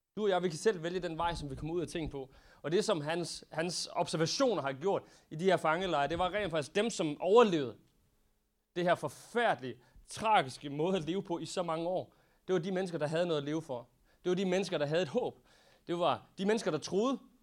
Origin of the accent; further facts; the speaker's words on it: Denmark; som danskere